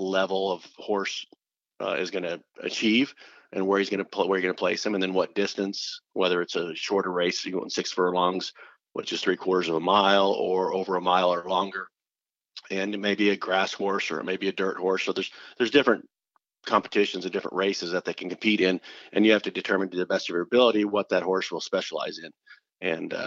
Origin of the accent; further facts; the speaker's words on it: Columbus, Nebraska, United States; moved away as an adult; also born or lived in Arizona; I grew up in Columbus, Nebraska, which is a small town of about 20,000